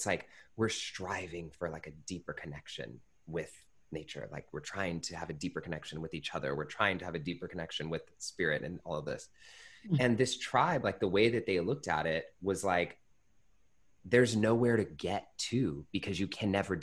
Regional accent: Pittsburg, California, United States; I grew up in the Bay Area in Northern California in a little town called Pittsburgh, California

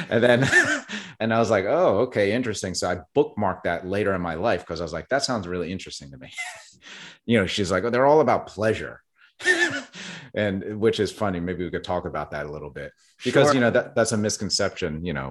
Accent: New Jersey, United States; now in Brooklyn, United States; I was born in South Jersey and grew up with a Christian background

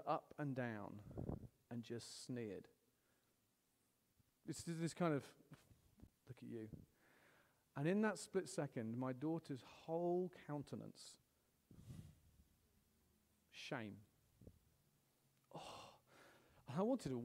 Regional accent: United Kingdom; I'm British

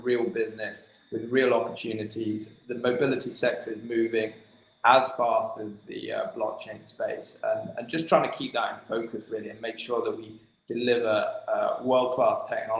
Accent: United Kingdom; We're British, after all, right?

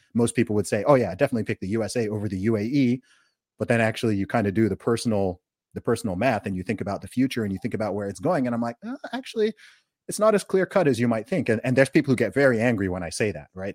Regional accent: Saudi Arabia; also born or lived in United Kingdom; now in Dubai, United Arab Emirates; I grew up in Saudi Arabia

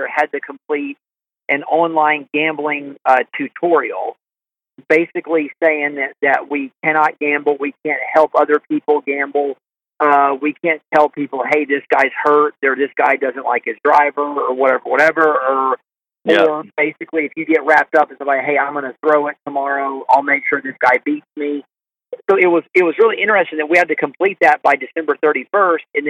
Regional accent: Augusta, Georgia, United States; We're from the South and from Augusta

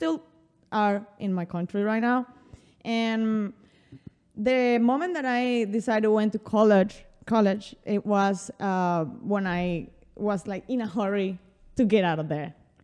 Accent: Barquisimeto, Lara, Venezuela; English is a second language; moved away as an adult; also born or lived in Mérida, Venezuela / Caracas, Venezuela; now in New York City, United States; And then we moved to another state called Lara, Barquisimeto, which is where I grew up. And when people usually ask me, I usually say I'm from Barquisimeto.

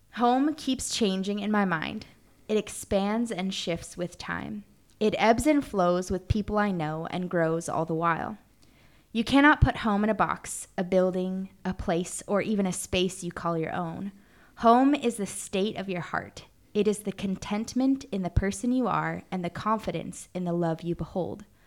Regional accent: Arizona, United States; now in Prague, Czechia; I grew up in Arizona

